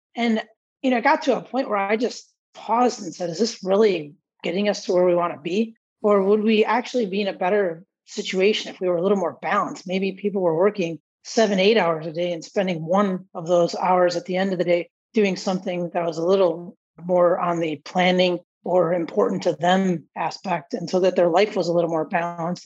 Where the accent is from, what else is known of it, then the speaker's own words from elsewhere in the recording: Palatine, Illinois, United States; growing up in Palatine and going to Palatine High School